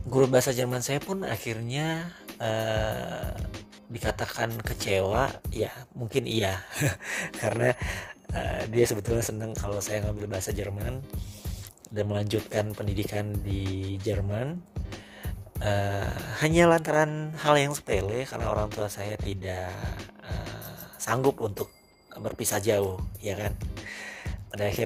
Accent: Padang, West Sumatra, Indonesia; born there; saya terima kenyataan bahwa saya harus berkuliah di Padang di mana itu adalah kampung

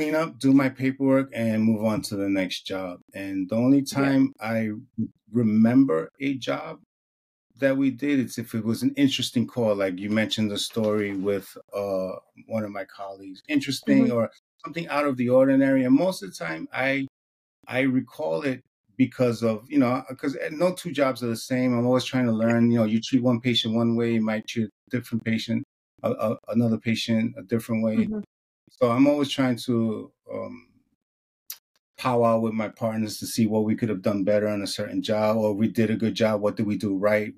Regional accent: New York City, New York, United States; I grew up in New York City. I grew up playing in the street

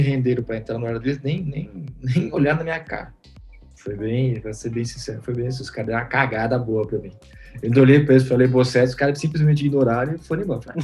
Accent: São Paulo, Brazil; eu sou de São Paulo

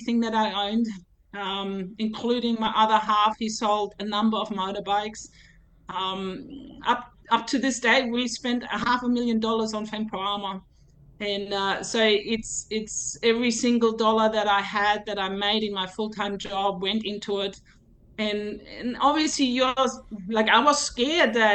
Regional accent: Germany; now in Kingaroy, Australia; my hometown in Germany

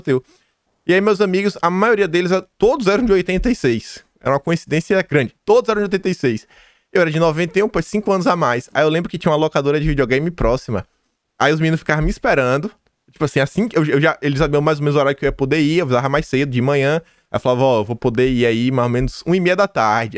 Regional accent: Feira de Santana, Bahia, Brazil; eu sou do interior da Bahia

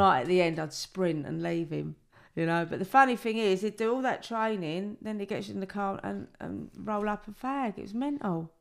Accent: London, United Kingdom; I was brought up in the East End in the seventies and the eighties

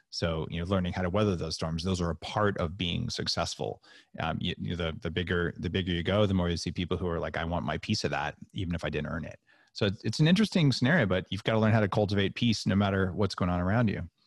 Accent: Silicon Valley, California, United States; I grew up in Silicon Valley

